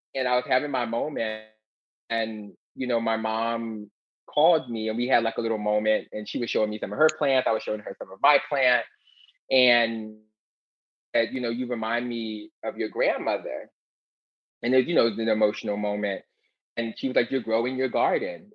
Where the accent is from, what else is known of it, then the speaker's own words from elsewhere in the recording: Philadelphia, Pennsylvania, United States; when I was a little baby queen growing up in West Philadelphia